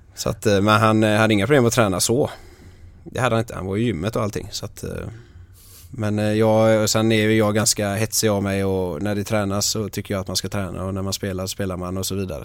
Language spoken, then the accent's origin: Swedish; Ytterby, Västra Götaland, Sweden; Ytterby där jag är ifrån.